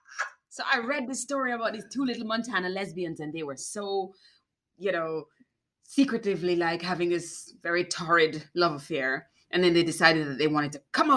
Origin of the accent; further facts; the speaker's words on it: Jamaica; moved away; I'm Jamaican